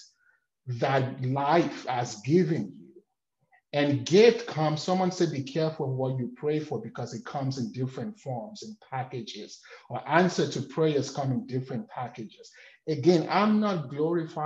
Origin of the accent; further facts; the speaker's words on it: Nigeria; moved away; I'm from Nigeria.